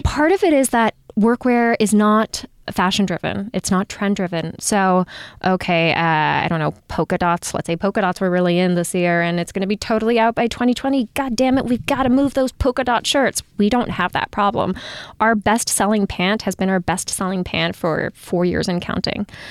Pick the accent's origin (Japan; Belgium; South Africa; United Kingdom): Japan; moved away; I grew up in Japan